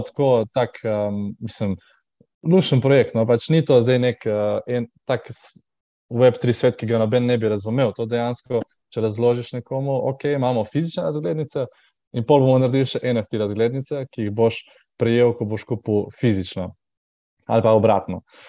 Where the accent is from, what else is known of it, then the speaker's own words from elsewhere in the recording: Trbovlje, Slovenia; moved away as an adult; also born or lived in Škofja Loka area, Slovenia / Primorska, Slovenia; prihajam tako, iz, iz Trbove, uh, kjer pač ne, ne živim um, od 18 let